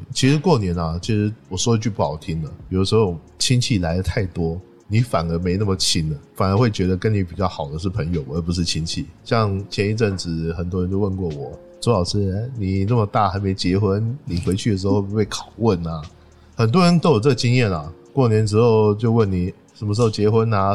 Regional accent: Taipei, Taiwan; moved away as an adult; now in Beijing, China; 我是确定不回老家台北了

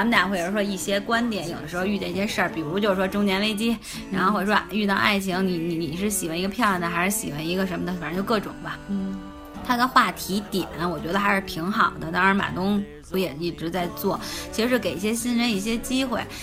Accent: Beijing, China; 作为北京人

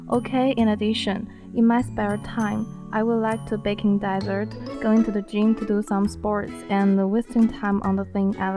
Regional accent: Arxan, Inner Mongolia, China; English is a second language; moved away; I come from Inner Mongolia, my hometown is pretty good, called Arshan.

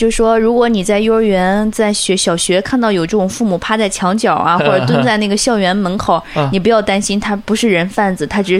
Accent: Jiaodong, Shandong, China; moved away as an adult; now in Zibo, China; 我虽然说我在山东省内， 嗯， 但我是胶东人，然后我来到淄博。

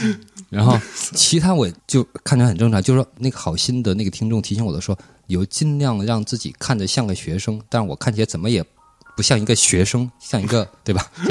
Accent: China; 我是从中国来的。

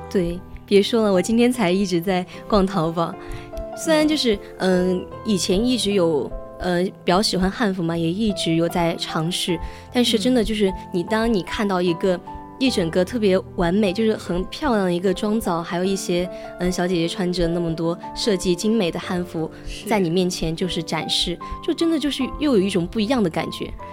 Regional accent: China; 我们中国人

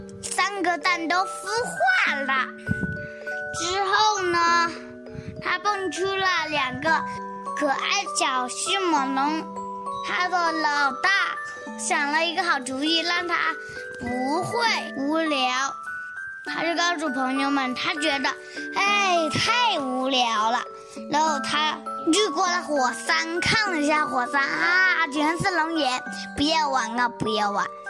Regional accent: Nanchang, Jiangxi, China; 今年六岁四个月了。我来自江西南昌，

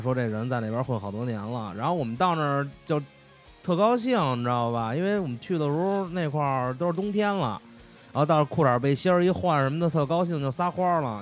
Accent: Changchun, Jilin, China; 我是来自长春的

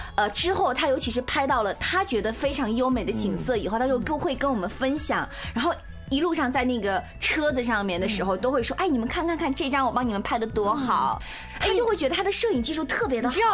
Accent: China; 作为一个中国人来说

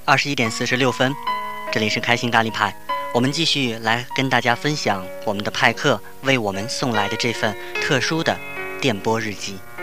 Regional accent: Tianjin, China; 我也是天津人

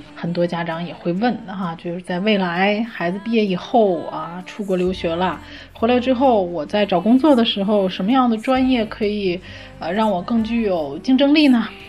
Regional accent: China; 我们中国人

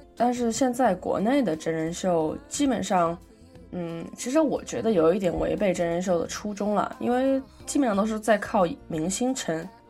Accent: China; 我们中国人常说以和为贵

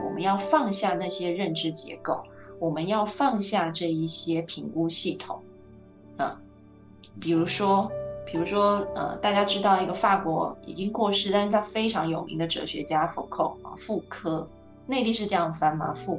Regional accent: China; 那呃，当然就是 我们中国人也会，就比如说儒家里面说的哈，天就天行健，君子是自强不息的。

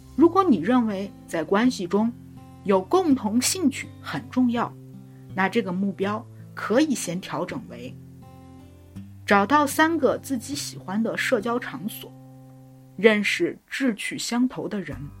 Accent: China; 我们中国人很有意思，我们管一月叫元月

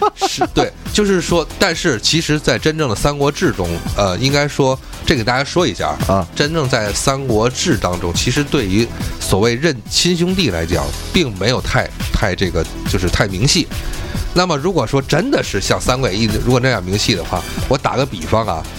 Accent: Tianjin, China; accent: Tianjin dialect; 按照我们天津话说

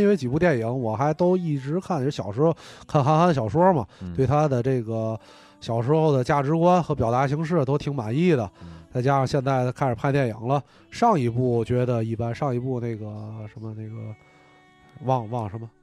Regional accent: China; 我作为一个中国人，我从小没看过这些漫画儿

